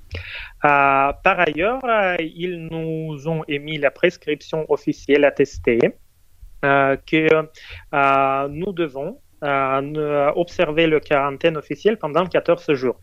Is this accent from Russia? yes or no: yes; Moscow, Russia; moi, je suis né et élevé à Moscou